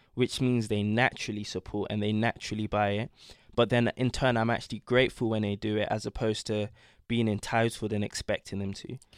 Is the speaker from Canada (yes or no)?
no; London, United Kingdom; I was born in London, but both my parents are from Ghana